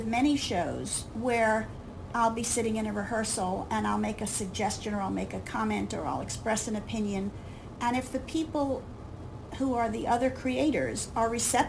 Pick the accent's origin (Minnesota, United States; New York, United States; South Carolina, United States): New York, United States; I grew up in New York, and I was a theater kid.